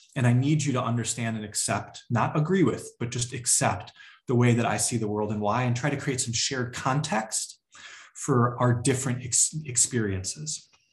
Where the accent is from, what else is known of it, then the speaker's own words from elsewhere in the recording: just outside of Chicago, Illinois, United States; I grew up just outside of Chicago